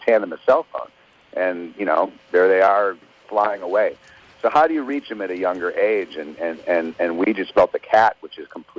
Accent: Thousand Oaks, California, United States; We're from Thousand Oaks, California. We had one in our neighborhood

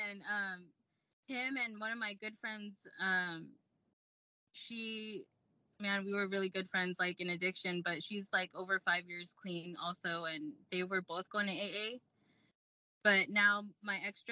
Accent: Lakewood, California, United States; moved away; we're from Lakewood, California

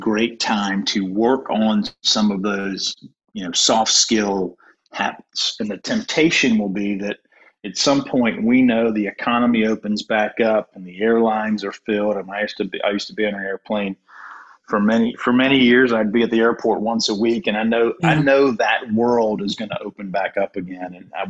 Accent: Durham, North Carolina, United States; I grew up in Durham.

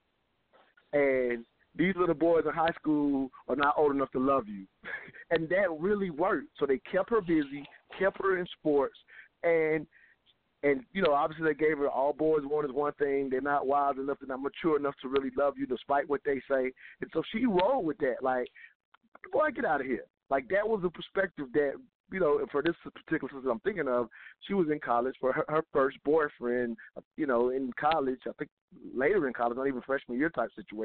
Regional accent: the South, United States; we were raised in the South

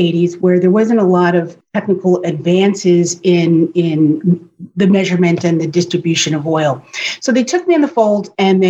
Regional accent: Warwick, New York, United States; moved away as an adult; also born or lived in Nutley, New Jersey; now in Florida, United States; I grew up in Warwick, New York

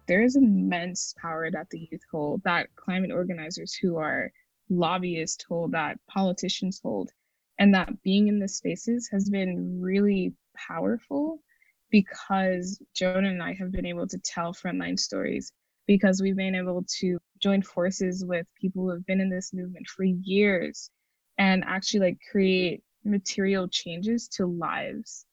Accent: St. Croix, U.S. Virgin Islands; now in United States; I'm from St. Croix, the United States Virgin Islands

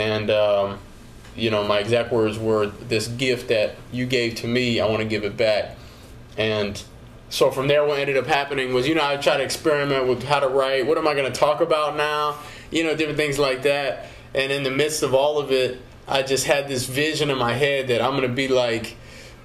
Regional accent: Arizona, United States; I'm from Arizona

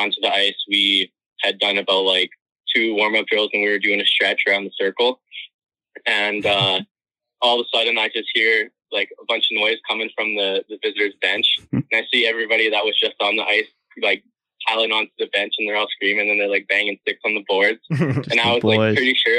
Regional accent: Calgary, Alberta, Canada; I'm from Calgary

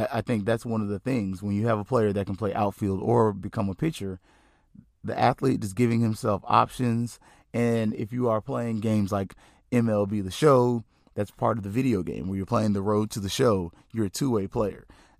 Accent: North Florida, United States; I'm from North Florida.

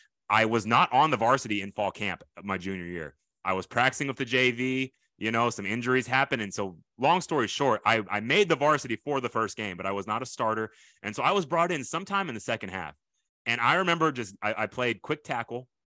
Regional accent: Tokyo, Japan; born there; but I was not born in this country, but it's not Poland like you might think. I was born in Tokyo, Japan.

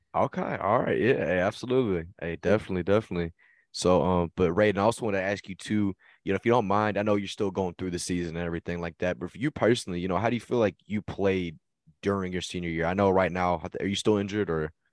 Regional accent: Texas, United States; I'm from Texas

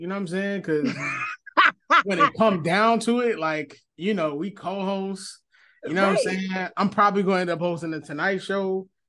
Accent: Philadelphia, Pennsylvania, United States; I'm from North Philly. As a kid, all we did was move around a lot.

